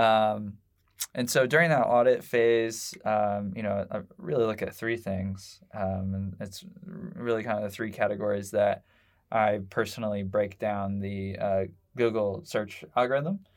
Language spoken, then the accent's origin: English; Indianapolis, Indiana, United States; I grew up, uh, for vast majority of my life in, uh, Southport